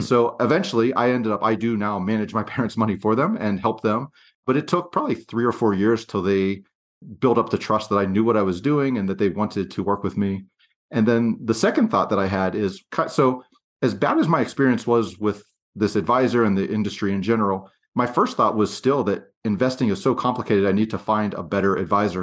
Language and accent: English; Pennsylvania, United States; moved away as an adult; also born or lived in western United States; I grew up across the country from where I live now in the western United States, and I grew up in Pennsylvania